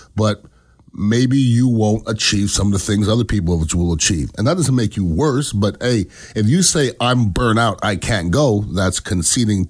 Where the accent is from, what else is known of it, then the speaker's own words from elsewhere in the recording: Canada; now in United States; I am an American citizen. I was born in Canada